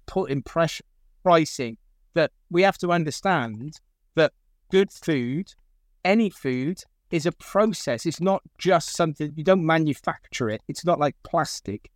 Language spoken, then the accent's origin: English; Gloucester, South West England, United Kingdom; I grew up, um, in the centre of Gloucester, um, single parent family